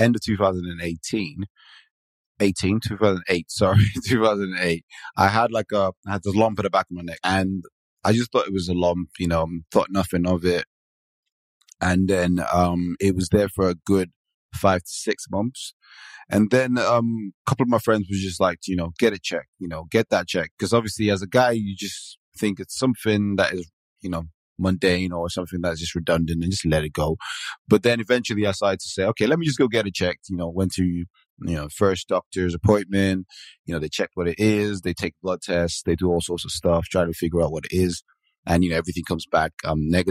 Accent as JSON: {"language": "English", "country": "Nigeria", "moved": "as an adult", "lives_now": "Manchester, United Kingdom", "said": "I am originally Nigerian, and I moved to the UK in 2005."}